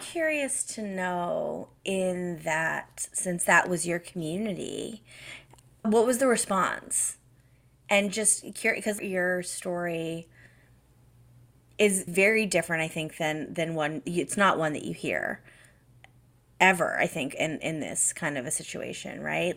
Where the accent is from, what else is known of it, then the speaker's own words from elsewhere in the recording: Massachusetts, United States; moved away as an adult; now in Canada; I grew up in Massachusetts